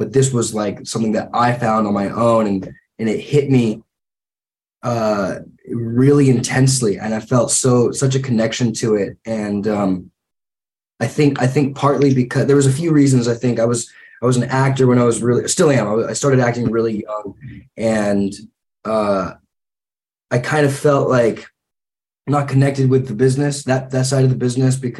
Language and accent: English; Santa Clarita, California, United States; also born or lived in Santa Monica / Los Angeles; I was born in Santa Monica, grew up, we sort of moved around all throughout Los Angeles before I was like 4 years old. And then when I was like 3 or 4, we landed in a little small town just north of Los Angeles called Santa Clarita